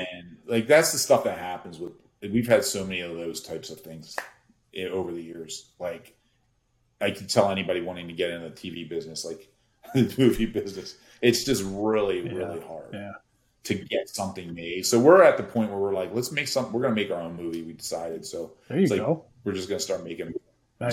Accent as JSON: {"language": "English", "town": "Philadelphia", "region": "Pennsylvania", "country": "United States", "tie": "born or raised there", "said": "growing up in Philly"}